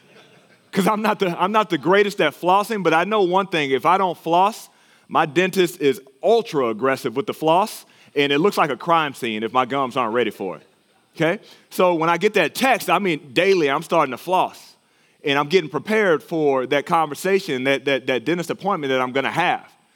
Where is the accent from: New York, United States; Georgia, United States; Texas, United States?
Texas, United States; moved away; my home state of Texas